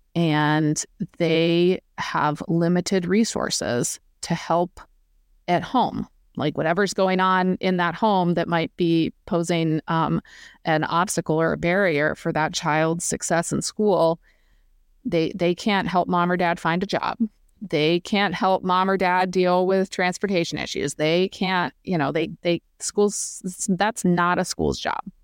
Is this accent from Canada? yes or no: no; Vermont, United States; now in Bloomington, United States; I'm from Vermont originally